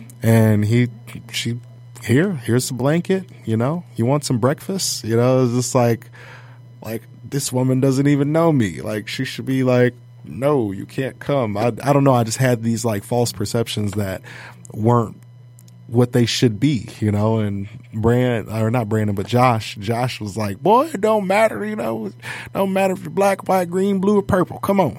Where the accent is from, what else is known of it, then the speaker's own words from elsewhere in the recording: Kalamazoo, Michigan, United States; moved away; also born or lived in Southern Indiana; growing up in Kalamazoo, like I thought I had like a gist of how the world was going to be, you know, and because I dealt with a lot in Kalamazoo, you know, like I dealt with racism, you know, with the drugs and everything else.